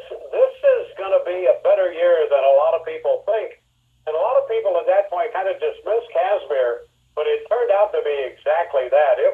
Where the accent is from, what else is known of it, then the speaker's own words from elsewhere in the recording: St. Louis, Missouri, United States; I grew up in the St. Louis area